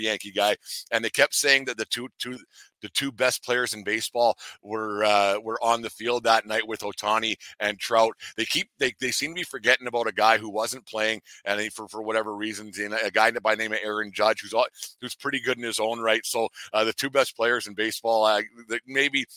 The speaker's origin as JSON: {"language": "English", "country": "Canada", "said": "I'm a Canadian"}